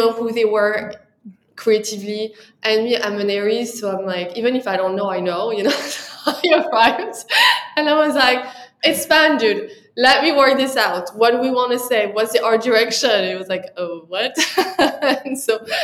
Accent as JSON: {"language": "English", "country": "France", "accent": "French", "second_language": "English", "moved": "as an adult", "lives_now": "New York, United States", "said": "when I arrived to New York, my French accent was so strong"}